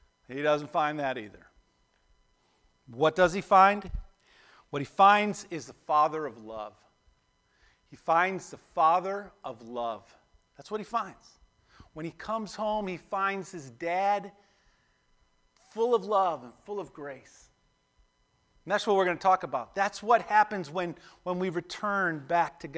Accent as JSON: {"language": "English", "town": "Buffalo", "region": "New York", "country": "United States", "tie": "born or raised there", "said": "When I grew up in Buffalo, we'd go hang out at this park called Shoshone Park down the street."}